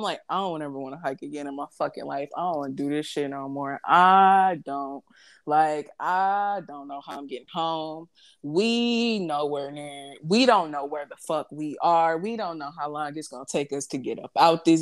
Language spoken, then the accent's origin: English; St. Louis, Missouri, United States; I'm from St. Louis